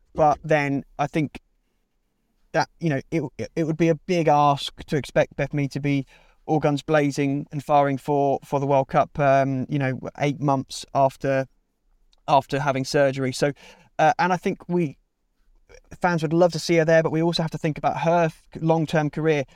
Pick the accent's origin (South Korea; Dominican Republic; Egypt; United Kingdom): United Kingdom; Milton Keynes, South East England; moved away as an adult; also born or lived in Bristol; I grew up in Milton Keynes for the first eighteen years of my life, then lived in Bristol for five years